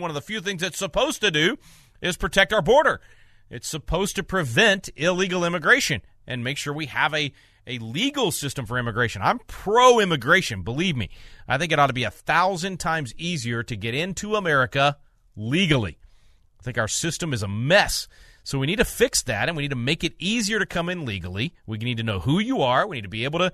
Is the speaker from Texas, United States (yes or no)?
yes; Texas, United States; also born or lived in Arkansas; Moved to Texas when I was 9, convinced my parents it's the only place on earth that we could go. Anyway, so I am a Texan now, but for the first 9 years of my life, I lived in Arkansas